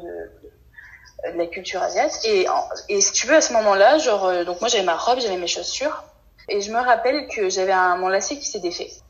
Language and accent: French; France; en tant que français